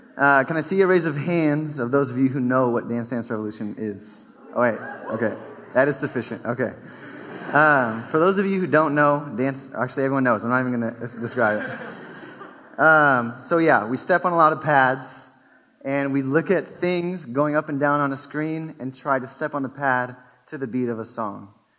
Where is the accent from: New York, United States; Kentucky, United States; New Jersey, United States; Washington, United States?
Washington, United States; Normandy Park; I'm an 80s baby. I was born in 1989. The 80s were great. I'm from South Seattle, which is like 5 minutes from the airport. I grew up in a town called Normandy Park, which nobody... Normandy Park is between Berrien and Des Moines.